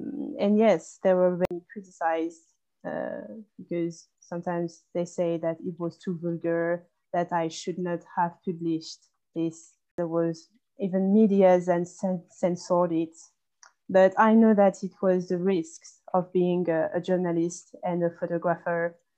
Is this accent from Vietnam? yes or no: yes; Vietnam; born there; Well, actually, I was born in Vietnam.